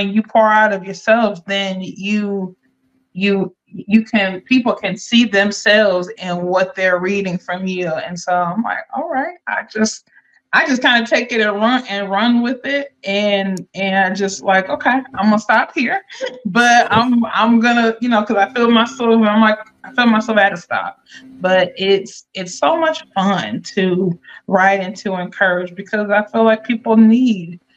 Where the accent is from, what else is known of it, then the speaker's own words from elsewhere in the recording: Akron, Ohio, United States; now in North Carolina, United States; born and raised in Akron, Ohio, living down here in North Carolina.